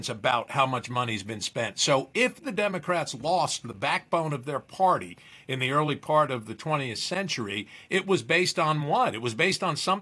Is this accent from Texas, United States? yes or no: no; New Jersey, United States; I grew up in New Jersey